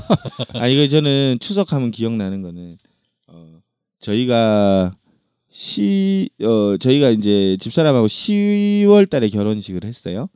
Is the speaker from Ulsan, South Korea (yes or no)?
yes; Ulsan, South Korea; 저는 울산에서 태어났는데